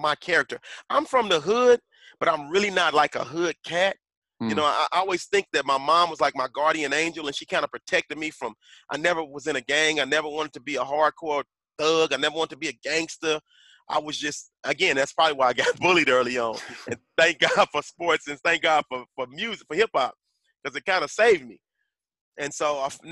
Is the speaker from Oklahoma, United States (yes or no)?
yes; Tulsa, Oklahoma, United States; I grew up in North Tulsa, which in Tulsa is the ghetto